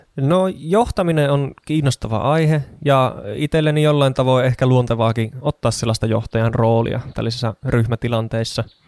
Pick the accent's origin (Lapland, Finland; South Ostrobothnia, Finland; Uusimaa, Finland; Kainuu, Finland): Kainuu, Finland; Kajaani; moved away as an adult; also born or lived in Oulu / Tampere region; now in Kangasala, Finland; syntyjään Oulusta, mutta lapsuuteni ja nuoruuteni asustellut Kajaanissa.